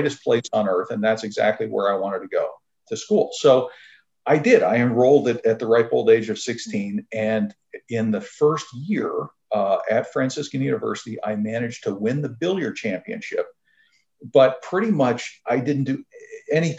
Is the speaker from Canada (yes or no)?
yes; near Toronto, Southern Ontario, Canada; I was born in Canada. I'm from Southern Ontario, near a small town near Toronto